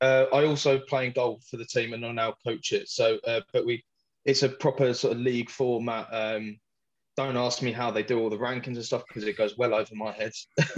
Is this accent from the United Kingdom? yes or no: yes; United Kingdom; now in Netherlands; I live over in the Netherlands, but I'm British.